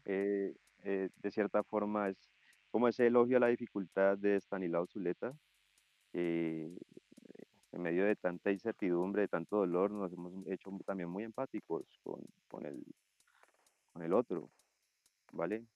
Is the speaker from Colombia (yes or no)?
yes; Colombia; como colombianos